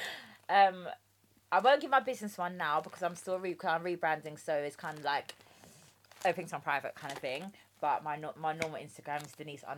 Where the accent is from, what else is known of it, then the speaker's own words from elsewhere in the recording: Jamaica; Rice and peas, I'm Jamaican.